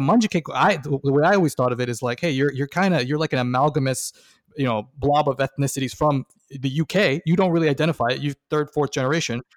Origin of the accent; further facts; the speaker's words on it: Toronto, Ontario, Canada; me growing up in Toronto in the nineties